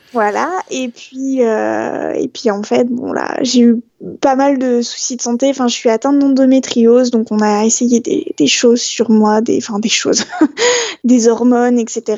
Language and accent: French; Strasbourg, Grand Est, France; je suis née à Strasbourg